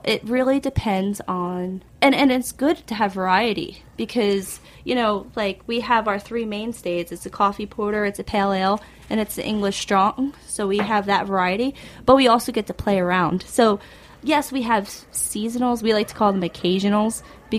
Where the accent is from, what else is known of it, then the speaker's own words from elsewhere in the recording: Chester, New York, United States; So, I mean, we're from Chester.